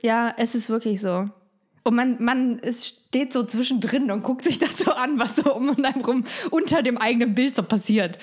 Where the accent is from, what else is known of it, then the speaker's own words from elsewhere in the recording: Frankfurt, Hesse, Germany; also born or lived in East Germany (GDR); Ich bin in Frankfurt groß geworden